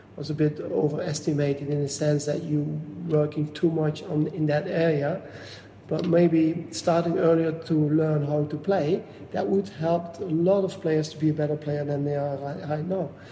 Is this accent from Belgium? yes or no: yes; Flemish part, Flanders, Belgium; English is a second language; moved away as an adult; now in Washington, United States; I grew up in a very small village in the northeast of Belgium. Mm-hmm um, 500 meters from the Dutch border. So it's a very it's it's called it's the Flemish part of Belgium